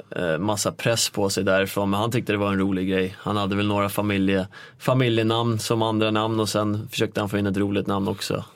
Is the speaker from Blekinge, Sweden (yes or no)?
no; Nykvarn, Stockholm County, Sweden; moved away as an adult; also born or lived in North America; now in Stockholm, Sweden; jag är ju egentligen en liten by utanför Nykvarn som heter Sundsvik. Eh, ute på landet växte jag upp.